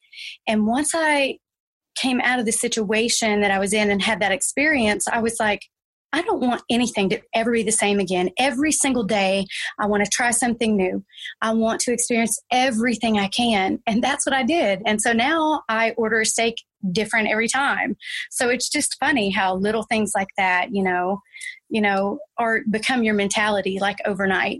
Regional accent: Arkansas, United States; moved away as an adult; also born or lived in Texas; now in Fort Worth, United States; No, I'm actually an Arkansan. I'm from Arkansas originally, but I got to Texas as fast as I could

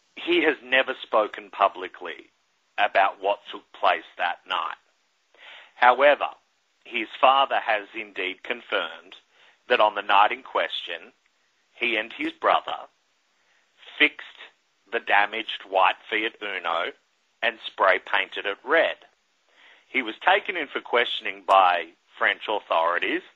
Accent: Australia; now in New York City, United States; as a kid growing up in Australia

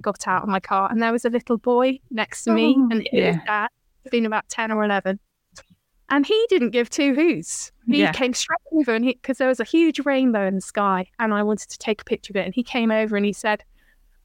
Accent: Bath, South West England, United Kingdom; I'm a West Country girl. I grew up in Roman and Georgian Bath

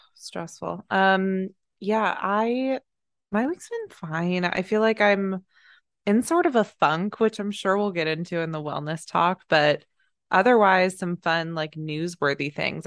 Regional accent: Plano, Texas, United States; now in Los Angeles, United States; I was born in Plano, Texas

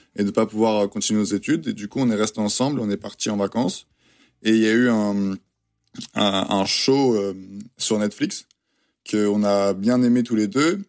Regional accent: France; accent: French; now in United States; mon accent est toujours très très français

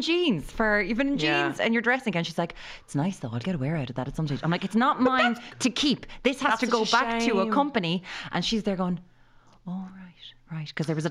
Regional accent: Ireland

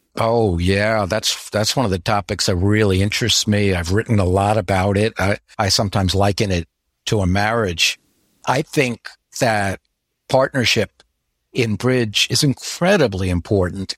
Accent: New York area, United States; now in Florida, United States; Florida now, even though I grew up in the New York area

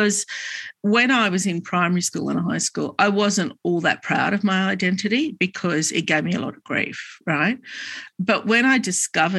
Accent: Sydney, New South Wales, Australia; English is a second language; also born or lived in Lebanon; I grew up in Glebe

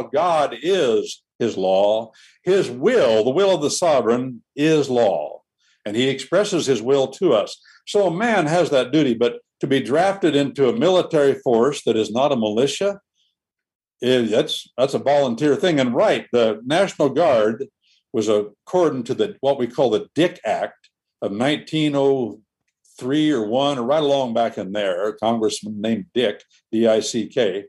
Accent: Georgia, United States; born there; when I was born, right on my birth certificate, it tells right when I was born what militia district I was born into in Georgia.

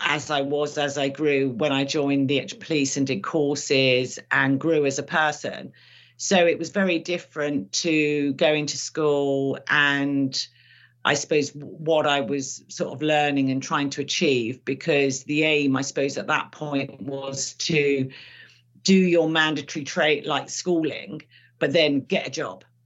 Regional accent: London, United Kingdom; my parents couldn't speak English when they came here. So I suppose later in life, I realized that actually I learned English probably from my brothers and sisters and from school

